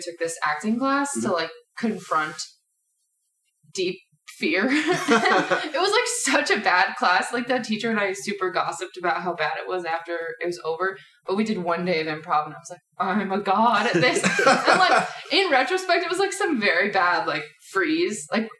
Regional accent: San Diego, California, United States; moved away as an adult; also born or lived in Arkansas; now in Chicago, United States; I grew up in San Diego. Yeah. I lived there until I was 20, and then my whole family moved to Arkansas, and I lived in Arkansas for 6 years, and I moved from there to here.

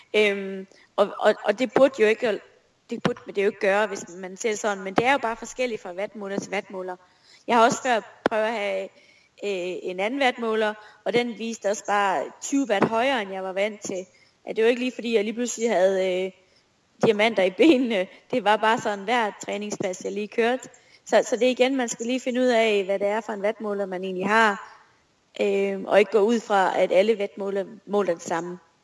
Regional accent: Esbjerg, Southern Denmark, Denmark; moved away as an adult; also born or lived in Aalborg; jeg er jo født og opvokset i Esbjerg, og Esbjerg er stadig min by.

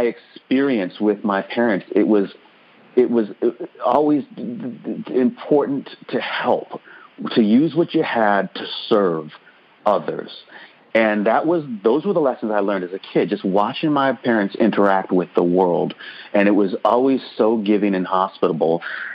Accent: Murfreesboro, Tennessee, United States; also born or lived in Ann Arbor, Michigan; we moved from Ann Arbor, Michigan, where I was born, to Murfreesboro, Tennessee, in the South, in 1989

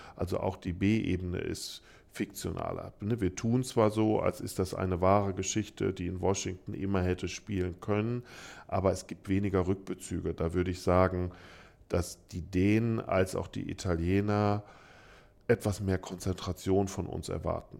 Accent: Frankfurt am Main, Hesse, Germany; ich komme aus Frankfurt am Main

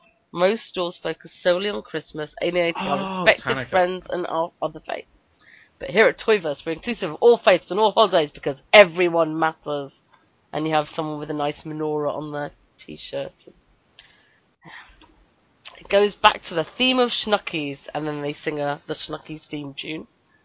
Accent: United Kingdom; well, I'm

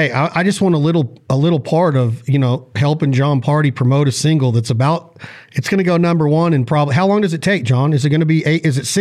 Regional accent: Reno, Nevada, United States; my hometown

